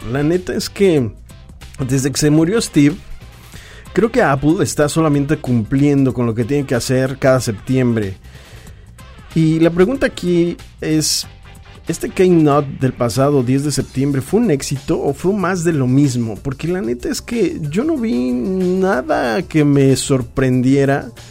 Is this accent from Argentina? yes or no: no; Mexico; Somos mexicanos